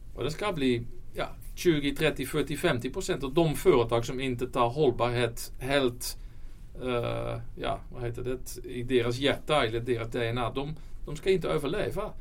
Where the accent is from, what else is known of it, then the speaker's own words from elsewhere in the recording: Netherlands; Swedish is a second language; now in Sweden; Jag, jag, kommer från Holland så min, mm. min svenska är inte alltid perfekt.